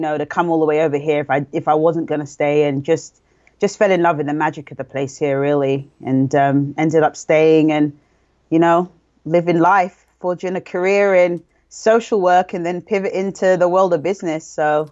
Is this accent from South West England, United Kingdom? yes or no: no; London, United Kingdom; moved away as an adult; I came from London, England